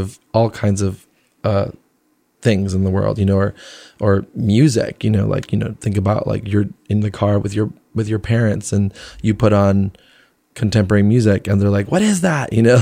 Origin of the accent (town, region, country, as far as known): New Jersey, United States; born or raised there; also born or lived in Flushing, Queens, New York / Colombia / Venezuela / Rhode Island; now in New York, United States